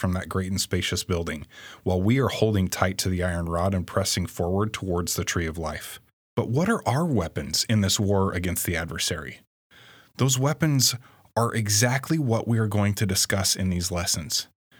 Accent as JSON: {"language": "English", "town": "St. George", "region": "Utah", "country": "United States", "said": "We're from St. George, Utah. Andrea grew up in Southeast Idaho, and I grew up, along the I-15 corridor."}